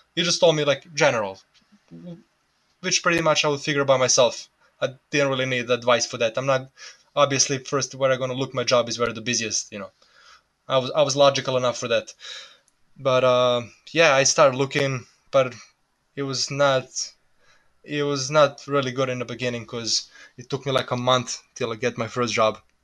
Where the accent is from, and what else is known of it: Serbia; English is a second language; moved away as an adult; also born or lived in New Jersey / Florida; now in United States